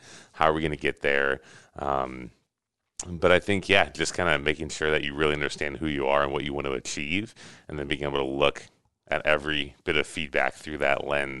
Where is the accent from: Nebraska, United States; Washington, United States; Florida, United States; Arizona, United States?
Nebraska, United States; Lincoln; So I grew up in Lincoln and went to the university there, got a degree in marketing from UNL.